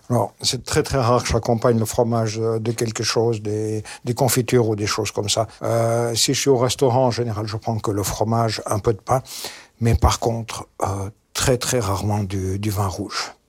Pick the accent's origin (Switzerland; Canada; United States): Switzerland; Chez nous en Suisse